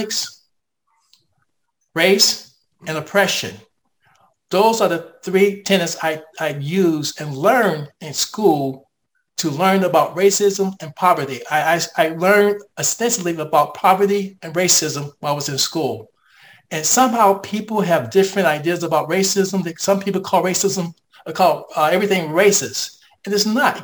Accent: United States; as an American

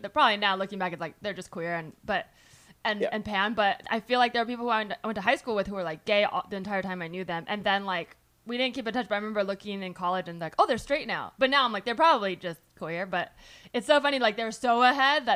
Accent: Bay Area, California, United States; I grew up in the Bay Area

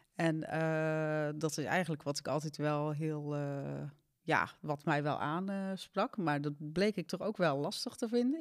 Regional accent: Zeeland, Netherlands; moved away as an adult; also born or lived in Amsterdam; ik kwam uit Zeeland, had ik ook mijn vriendinnen en mijn werk

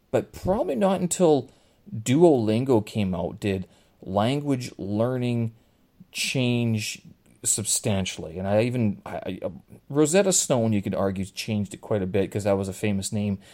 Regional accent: Canada; Growing up in Canada, I mean, French and Ukrainian, uh, were part of my childhood

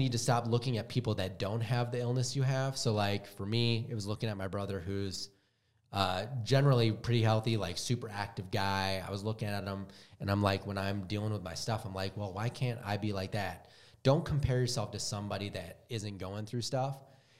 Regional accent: Wisconsin, United States; now in Utah, United States; I'm from Wisconsin, and I've always hated the cold.

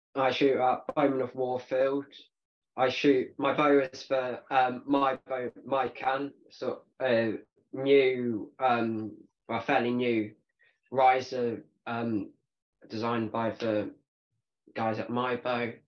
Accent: United Kingdom; so i'm a 16 year old barebow bow archer from the uk

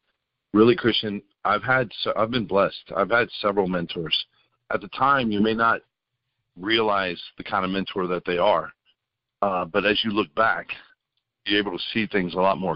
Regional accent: Memphis, Tennessee, United States; moved away as an adult; also born or lived in Tampa, Florida; I was born in Tampa, Florida, grew up in Memphis, but then went back to Tampa

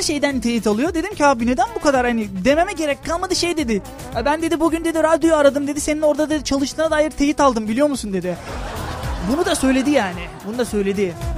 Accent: Lüleburgaz, Kırklareli, Turkey; ben Lüleburgazlıyım

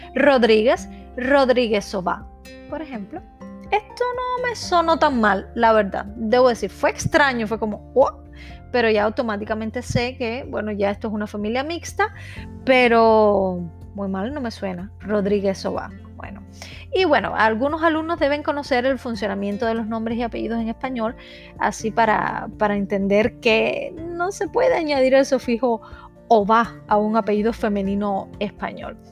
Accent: Cuba; moved away as an adult; now in Czech Republic

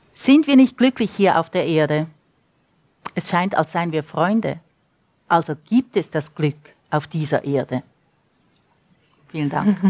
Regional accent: Switzerland; moved away as an adult; also born or lived in United States; now in Santa Fe, United States; ich bin Schweizerin, ich bin mit Federica de Cesco-Romanen aufgewachsen

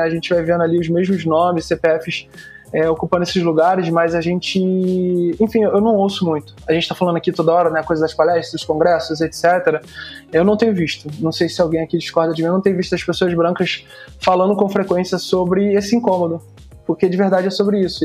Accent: Rio de Janeiro, Brazil; Eu sou da Zona Norte aqui do Rio de Janeiro

